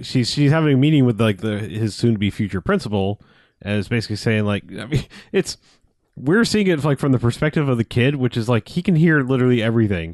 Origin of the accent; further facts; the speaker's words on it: United States; I, I'm American.